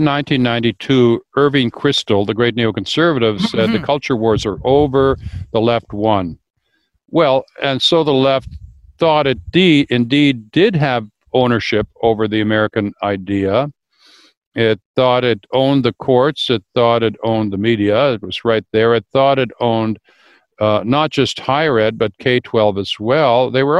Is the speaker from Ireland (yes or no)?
no; Canada; Well, speaking as a Canadian, I mean, Canada was the first authentically counter-revolutionary state, right?